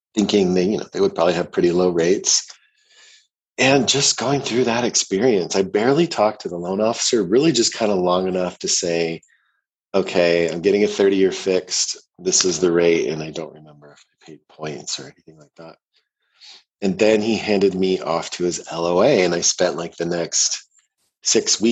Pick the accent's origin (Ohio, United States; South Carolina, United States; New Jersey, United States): Ohio, United States; also born or lived in Canada; now in Boulder, United States; I was born in Ohio